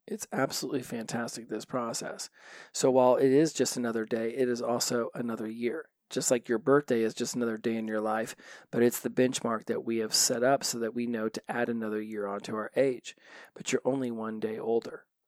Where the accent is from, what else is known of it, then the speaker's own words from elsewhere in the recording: Los Angeles, California, United States; I come from Los Angeles